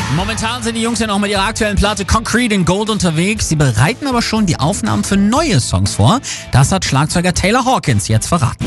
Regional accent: Germany; bei uns in Deutschland

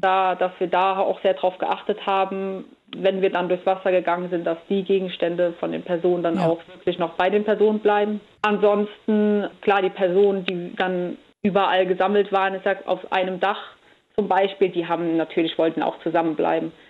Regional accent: Andernach, Rhineland-Palatinate, Germany; ich bin jetzt in Andernach am Rhein aufgewachsen

